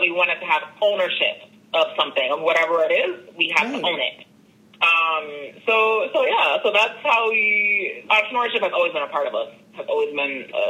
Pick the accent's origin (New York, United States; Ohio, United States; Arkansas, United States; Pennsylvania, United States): New York, United States; Brooklyn; And especially like in the saying, like growing up in Brooklyn and then playing tennis and just really navigating all of these different spaces, it just broadens your horizons